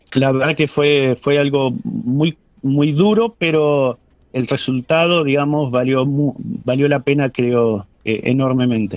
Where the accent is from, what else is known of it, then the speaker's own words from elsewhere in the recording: San Carlos de Bariloche, Río Negro, Argentina; mi, lugar de origen, soy nativo de Bariloche